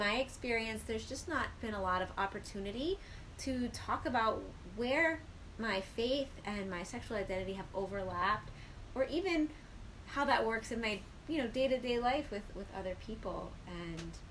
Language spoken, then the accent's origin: English; Ohio, United States; I grew up in what we call, like, the Midwest. I grew up in Ohio